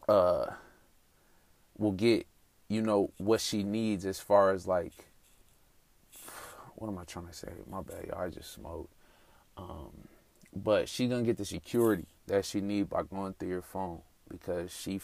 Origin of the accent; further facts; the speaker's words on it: Denver, Colorado, United States; moved away as an adult; now in Atlanta, United States; I moved to Atlanta recently. I'm from Denver, Colorado.